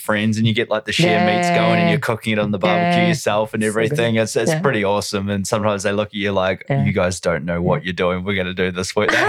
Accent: New Zealand; New Zealand. Did you not know that?

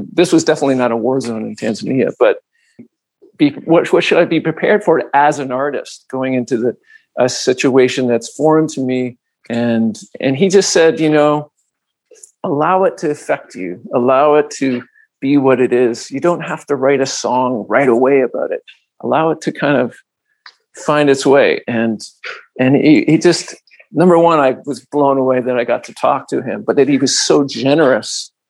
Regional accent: Toronto, Ontario, Canada; But because we're coming from Toronto, it somehow gets in there.

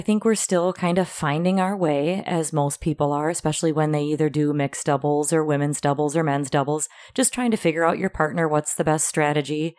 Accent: Wisconsin, United States; we're from Wisconsin

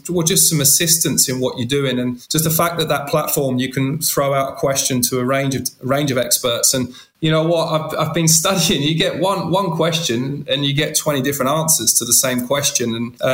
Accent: England, United Kingdom; I was in their environment as an Englishman.

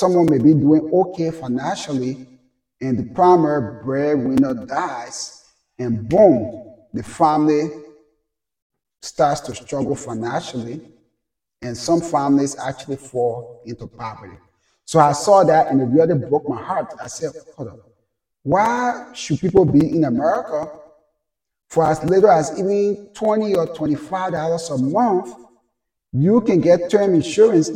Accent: Liberia; now in United States

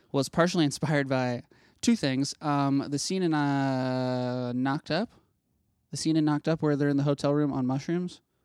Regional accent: Ohio, United States; in Ohio, which is where I'm from

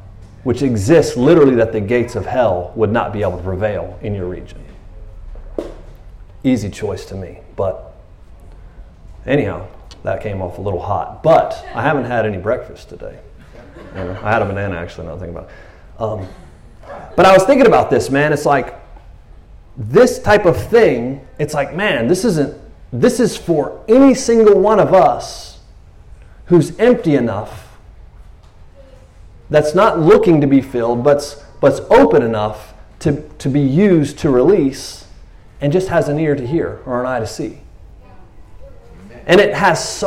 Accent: Tyler, Texas, United States; I'm from Tyler, Texas, or a minister

